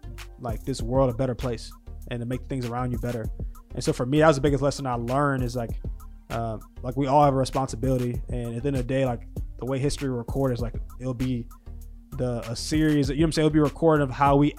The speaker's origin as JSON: {"language": "English", "region": "Deep South", "country": "United States", "said": "I'm from the Deep South"}